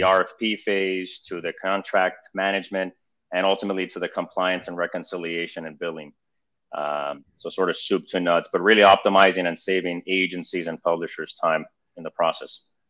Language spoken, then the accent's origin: English; Miami, Florida, United States; I'm a second generation Argentinian. I was born here in Miami, um, English speaking, bilingual, fully bilingual